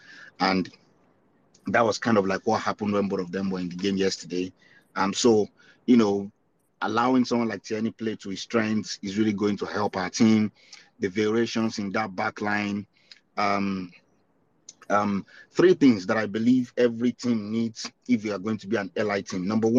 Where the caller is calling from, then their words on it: Canada; Yeah, I'm in Canada.